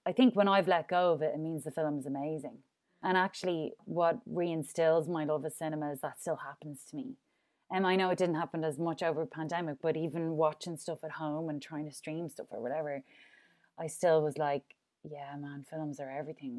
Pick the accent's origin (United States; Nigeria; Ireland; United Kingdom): Ireland; I'm Irish, like, I'm in a drink culture as well